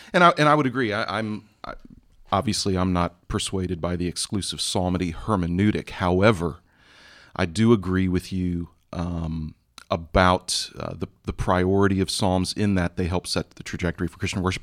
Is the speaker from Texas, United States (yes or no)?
yes; Texas, United States; moved away; my home state in Texas